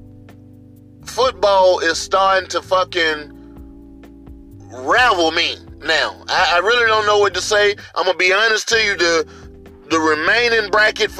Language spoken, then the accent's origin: English; Northwest Mississippi, United States; I'm from Northwest motherfucking Mississippi